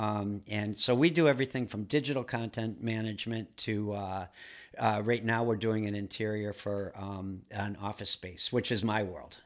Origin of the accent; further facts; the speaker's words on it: Duluth, Minnesota, United States; now in Massachusetts, United States; I grew up in Duluth, Minnesota